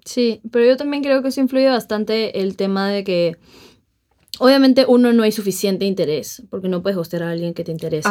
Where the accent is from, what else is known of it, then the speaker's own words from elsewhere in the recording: Lima, Peru; somos peruanos, o sea, somos limeños